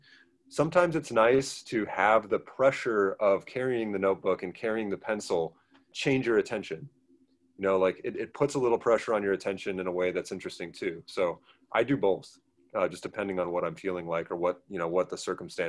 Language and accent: English; Portland, Oregon, United States; so I grew up in the Portland area, and utterly took for granted the mountains and the rivers there